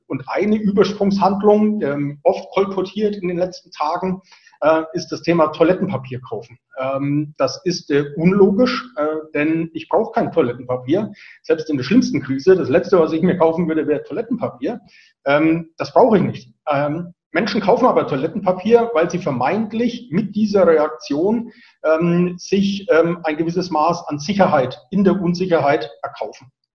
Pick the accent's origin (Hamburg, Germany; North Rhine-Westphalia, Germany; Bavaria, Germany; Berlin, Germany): Bavaria, Germany; Franconia; accent: Franconian rolled R; ich bin Franke, ich rolle das R